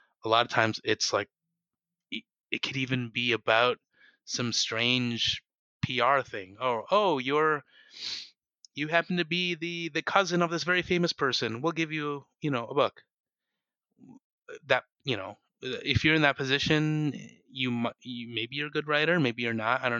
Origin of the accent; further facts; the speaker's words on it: United States; I'm an American and I write like an American